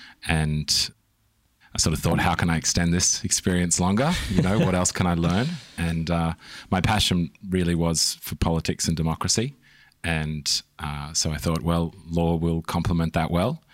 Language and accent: English; Christchurch, Canterbury, New Zealand; moved away; also born or lived in Australia; I was born in New Zealand. Right. Whereabouts? Christchurch.